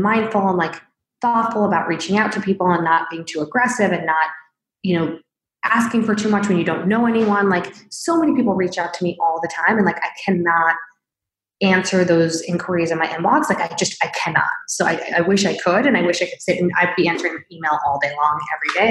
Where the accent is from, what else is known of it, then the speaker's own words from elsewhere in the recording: Springfield, Illinois, United States; I was born in Springfield, Illinois